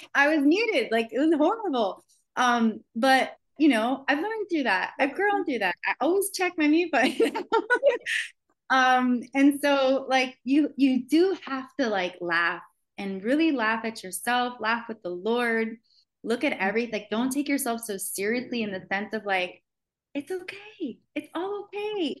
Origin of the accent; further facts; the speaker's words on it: Miami, Florida, United States; I grew up in Miami, um, in the heart of like where celebrities live